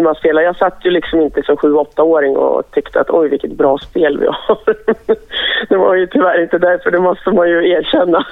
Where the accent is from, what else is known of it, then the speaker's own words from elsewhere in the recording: Stockholm, Stockholm County, Sweden; jag är född i Stockholm och alltid har varit liksom, här